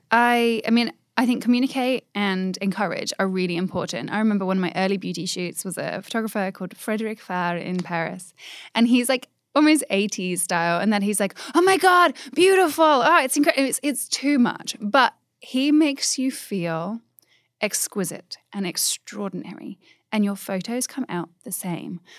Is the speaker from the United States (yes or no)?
no; England, United Kingdom; I'm English